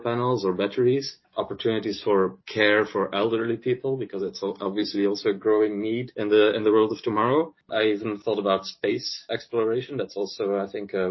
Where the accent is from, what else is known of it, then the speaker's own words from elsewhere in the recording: Netherlands; moved away as an adult; also born or lived in Belgium / China; I landed up back in my home country in Europe. So working from Holland now